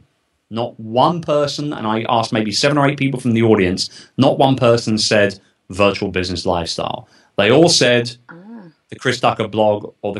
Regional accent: United Kingdom; moved away as an adult; now in United States; I'm not American. Yes. I'm a Brit

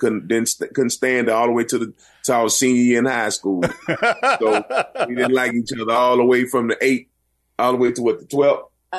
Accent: Galveston, Texas, United States; Galveston, man, is a small little island, man. And, you know, we the cool thing about, you know, being married to somebody from your hometown

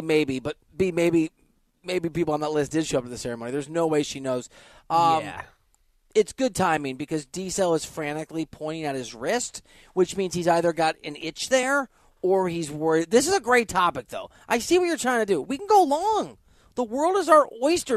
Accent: Iowa, United States; I'm from Iowa and I, my family's from Nebraska, Wisconsin, Iowa.

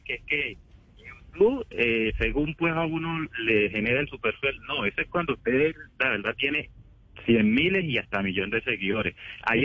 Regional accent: Quibdó, Chocó, Colombia; soy de Quito o era del Chocó, soy negro

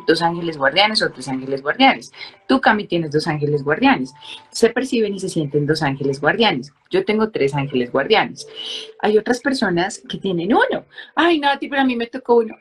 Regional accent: Colombia

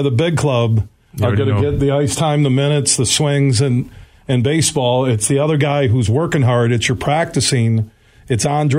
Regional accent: Grand Rapids, Michigan, United States; I grew up in Burton Heights.

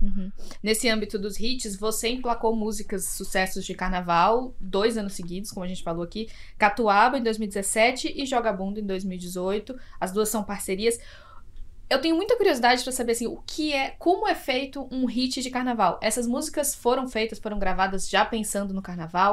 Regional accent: Salvador, Bahia, Brazil; eu sou de Salvador

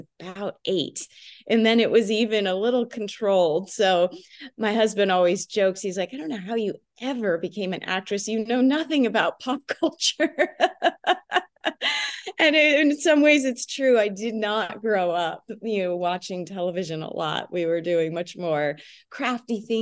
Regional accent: New Jersey, United States; We grew up in New Jersey, in a suburb of New Jersey

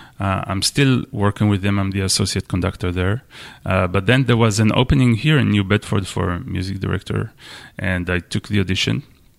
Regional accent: Israel; English is a second language; moved away as an adult; now in United States; I'm Israeli. I'm from Israel. And I came to the U.S. 10 years ago, something like that, to study at the University of Michigan.

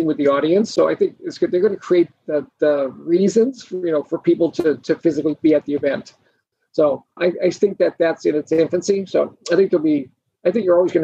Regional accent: Boston, Massachusetts, United States; moved away; I'm from Boston originally

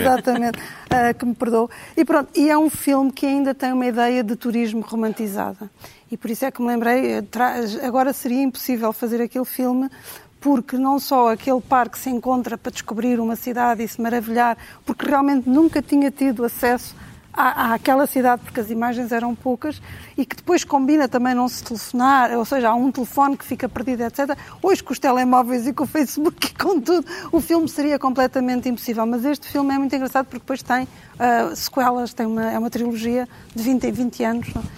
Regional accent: Cascais, Lisbon, Portugal; also born or lived in Trás-os-Montes; eu cresci em Cascais

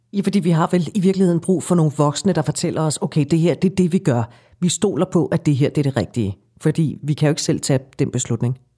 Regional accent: Denmark; vi danskere

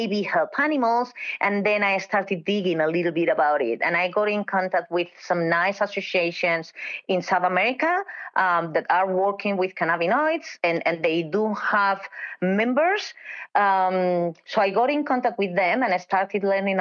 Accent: Spain; moved away; I'm from Spain

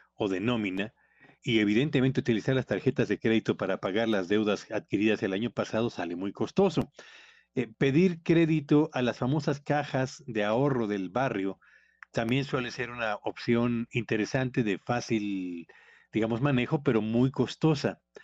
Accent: Mexico

